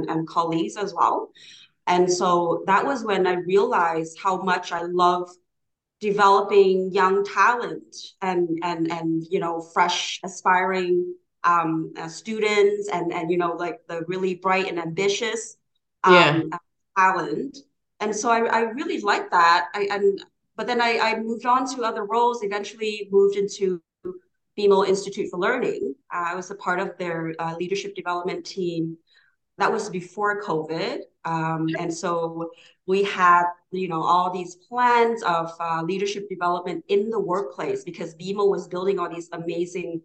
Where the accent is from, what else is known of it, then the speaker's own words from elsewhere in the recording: Canada; English is a second language; also born or lived in Hanoi, Vietnam / Hong Kong; growing up in Canada was a little bit, it was a bit challenging